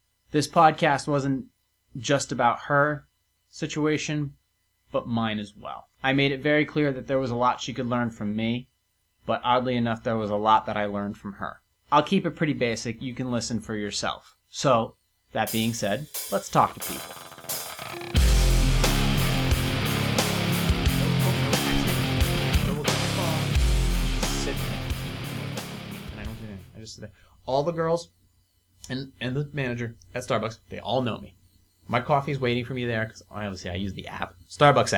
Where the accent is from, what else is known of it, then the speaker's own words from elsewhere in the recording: Venice, Florida, United States; moved away; I was born in Venice Beach, Florida